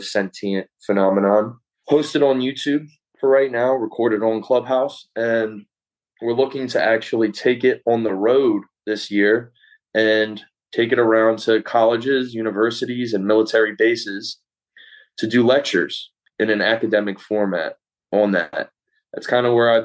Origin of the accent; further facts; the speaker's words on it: Philadelphia, Pennsylvania, United States; I'm from Philadelphia, Pennsylvania